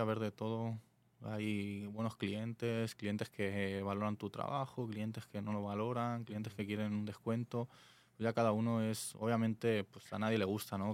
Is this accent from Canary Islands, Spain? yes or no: no; Alicante, Valencian Community, Spain; moved away as an adult; now in Tijuana, Mexico; vengo de Alicante, España.